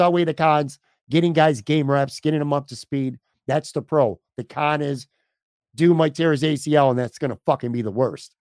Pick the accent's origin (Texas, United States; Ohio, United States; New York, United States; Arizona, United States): New York, United States; Buffalo; moved away as an adult; now in Florida, United States; I grew up in Buffalo, spent my whole life here